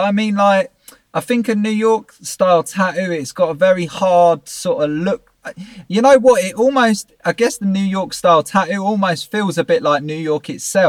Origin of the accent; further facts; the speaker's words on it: England, United Kingdom; I'm from England